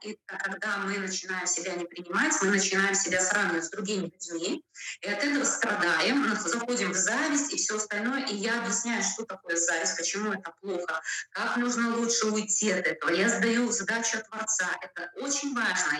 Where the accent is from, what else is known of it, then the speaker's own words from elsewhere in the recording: Belarus; moved away as an adult; now in Belgium; я самородом из Беларуси, живу 23 года в Бельгии